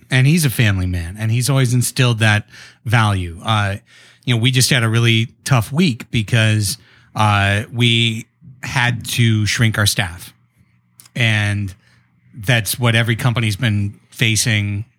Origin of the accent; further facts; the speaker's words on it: Long Beach, California, United States; moved away as an adult; now in San Diego, United States; I grew up in Long Beach, uh, so just up the coast, but, uh, you know, born and raised in Long Beach, went to Long Beach Poly